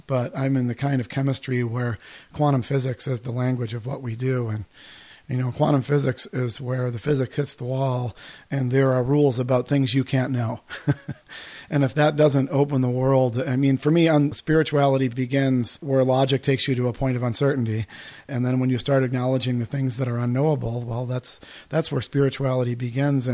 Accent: Midwest, United States; moved away as an adult; also born or lived in Colorado; as a kid growing up in the Midwest

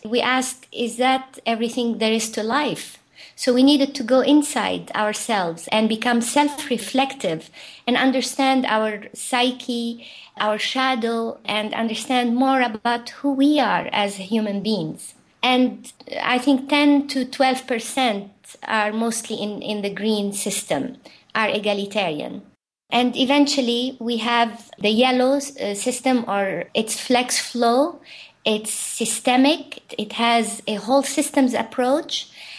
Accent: Lebanon; So even though we were civilizations apart from Beirut, my home had an orange value system

